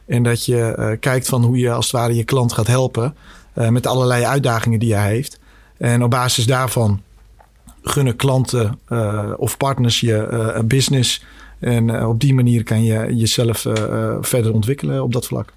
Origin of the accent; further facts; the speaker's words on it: Scheemda, Groningen, Netherlands; also born or lived in Bosnia / Kosovo; ben zelf in Bosnië geboren. Eh, in, begin jaren tachtig. Uh, mijn, mijn verdere roots liggen in Kosovo, maar vroeger was dat eh, één land, Joegoslavië. en door de burgeroorlog in begin jaren negentig naar Nederland met het hele gezin gekomen. uiteindelijk gestationeerd in, in Oost-Groningen. Dus dat zijn eigenlijk mijn roots met, met de provincie Groningen. hele fijne jeugd gehad in, in Scheemda